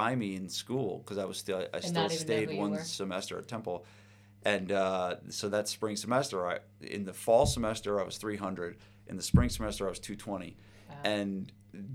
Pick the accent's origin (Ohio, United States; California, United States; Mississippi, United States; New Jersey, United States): New Jersey, United States; New Providence; I grew up in New Providence